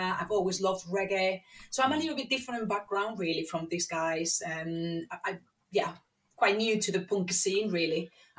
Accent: Madrid, Community of Madrid, Spain; now in Manchester, United Kingdom; in Madrid, in my hometown

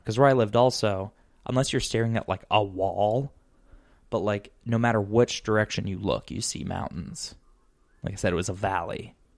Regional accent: Arizona, United States; moved away; peppers grow pretty well in my home state

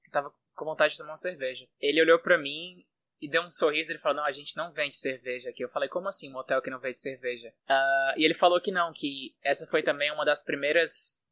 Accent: Fortaleza, Ceará, Brazil; first language Portuguese; moved away as an adult; now in Istanbul, Turkey; eu sou do, do Ceará, sou de Fortaleza. E já moro fora do Brasil há mais ou menos quatro anos.

